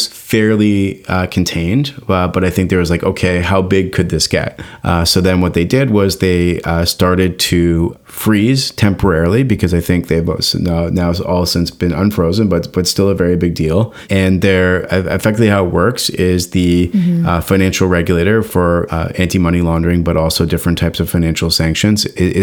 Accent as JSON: {"language": "English", "country": "Canada", "said": "as a Canadian"}